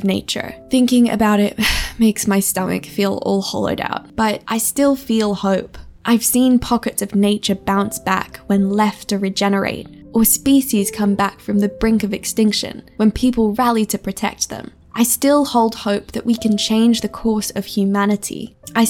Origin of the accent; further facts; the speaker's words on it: Australia; Growing up in Australia, I wasn't allowed to watch horror films